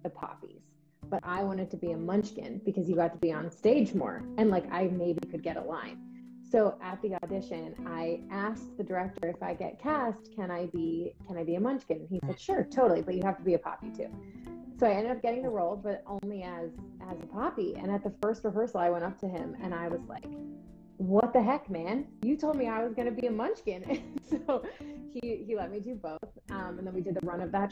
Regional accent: Orlando, Florida, United States; also born or lived in Atlanta, Georgia; I'm from Orlando, Florida, and well, I was born in Atlanta, then my family moved to Orlando

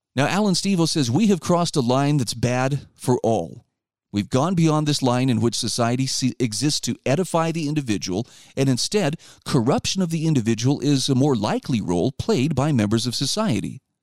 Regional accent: Utah, United States; my home state of Utah

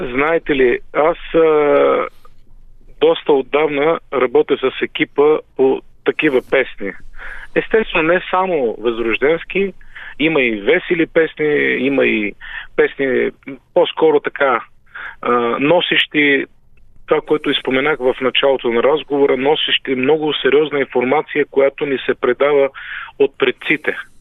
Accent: Pirin region, Bulgaria; Аз все пак съм от Пиринския край

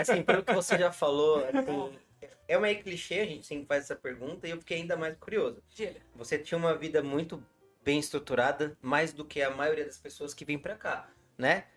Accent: Brazil; moved away as an adult; now in Portugal; Não sou eu brasileiro que acabei de chegar aqui

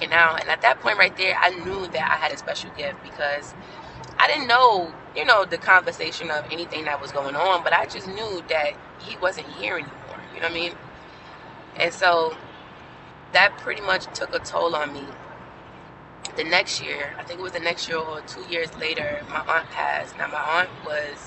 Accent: New York City, New York, United States; I grew up in Brooklyn, New York.

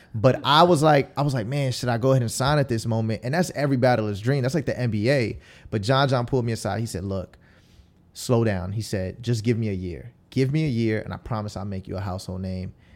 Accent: Tampa, Florida, United States; also born or lived in Queens, New York; we moved to Tampa, um, when I was, like, ten years old. And so, uh, you know, that's why I kinda just rep Tampa. I don't, I don't really rep anything else because this is where I went to middle school and high school

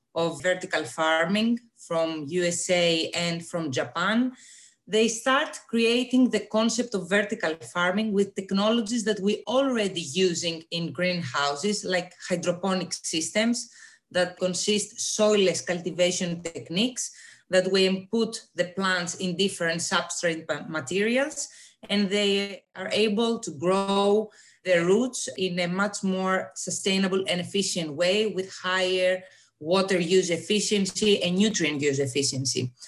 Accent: Greece; moved away as an adult; now in Denmark; I am originally coming from Greece, but I live in Denmark for the last three years to do my PhD studies

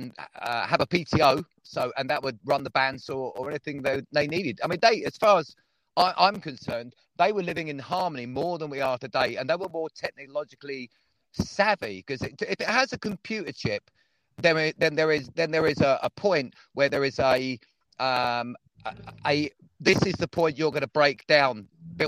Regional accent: Devon, South West England, United Kingdom; I was born in Devon, but I am from Earth

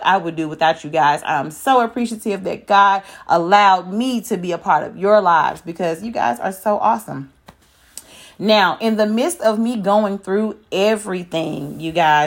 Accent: Memphis, Tennessee, United States; I am from Memphis.

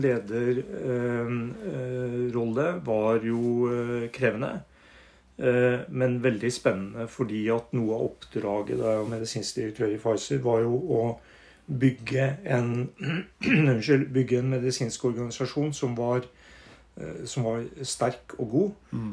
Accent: Northern Norway, Norway; moved away; also born or lived in Hamar; jeg er eh, småbrukersønn fra Nord-Norge. vokst opp ute i havgapet

